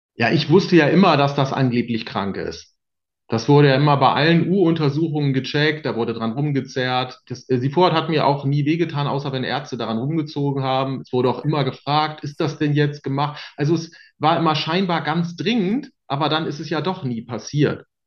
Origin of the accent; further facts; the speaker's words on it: Bremen, Germany; in Bremen, wo ich groß geworden ist